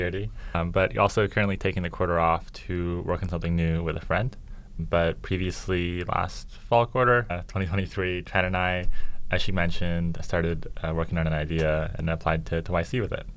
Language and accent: English; Vancouver, British Columbia, Canada; I'm from Vancouver, Canada. So we say like, I don't know, grade 10, 11, 12, rather than like junior, senior